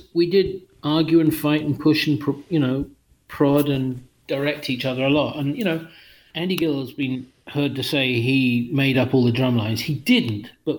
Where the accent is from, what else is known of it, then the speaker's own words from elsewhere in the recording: England, United Kingdom; now in Massachusetts, United States; that was a thing about growing up in England that time.